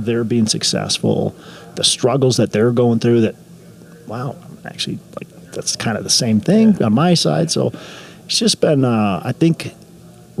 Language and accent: English; Minneapolis, Minnesota, United States; I'm from the Twin Cities, Minnesota